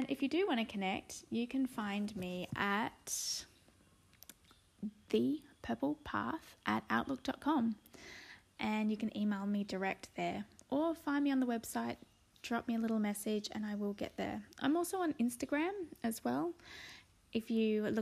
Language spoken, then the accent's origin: English; Sydney, New South Wales, Australia; also born or lived in Blue Mountains; I'm from Sydney, Australia, and I live in a beautiful spot in the Blue Mountains overlooking the city